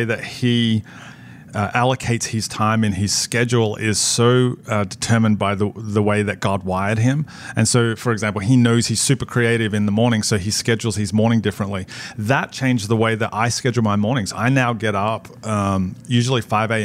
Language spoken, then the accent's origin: English; Australia; moved away as an adult; now in New Jersey, United States; when we moved from Australia to New Jersey, our kids were 4, 5, and 7.